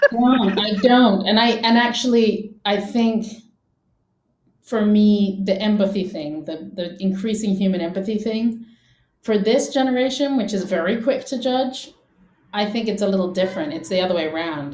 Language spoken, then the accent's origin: English; England, United Kingdom; I grew up in England